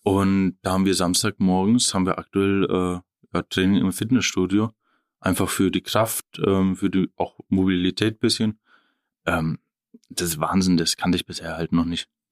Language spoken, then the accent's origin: German; Oerlenbach, Bavaria, Germany; also born or lived in Ebenhausen; Erlenbach, ja, da bin ich dann ab der Jugend quasi groß geworden bis, ich, bis jetzt.